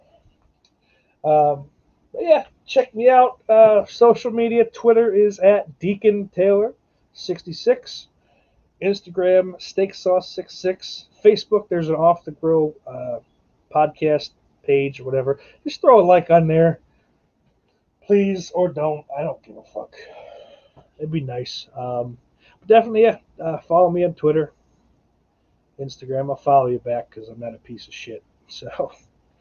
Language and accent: English; Buffalo, New York, United States; growing up in Buffalo